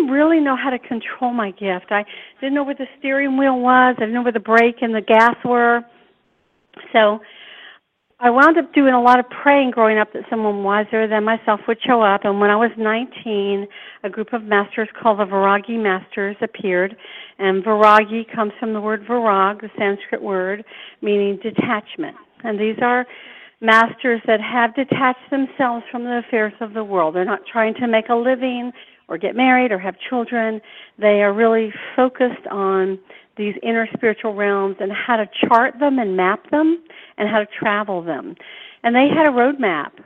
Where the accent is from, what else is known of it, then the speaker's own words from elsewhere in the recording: Atlanta, Georgia, United States; I grew up here in Atlanta across from a great forest